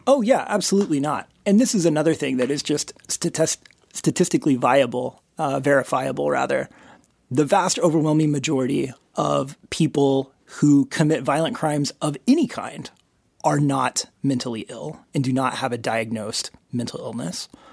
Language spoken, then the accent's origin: English; United States